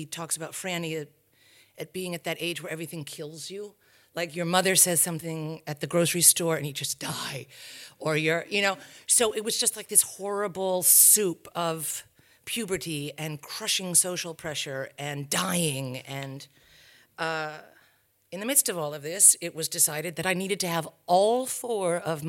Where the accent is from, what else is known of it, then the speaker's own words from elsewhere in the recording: New England, United States; born there; I come from a tribe of academics. I was born in New England, in a small New England, very bucolic, beautiful New England town, prep school.